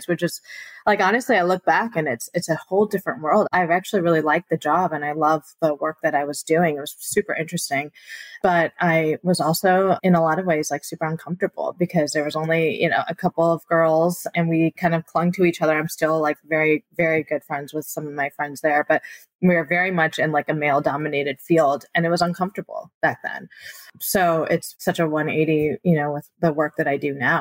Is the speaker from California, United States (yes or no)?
no; Michigan, United States; I grew up in Michigan, born and raised from Taiwanese immigrant parents